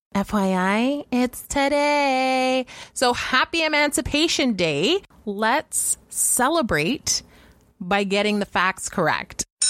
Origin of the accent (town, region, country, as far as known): Canada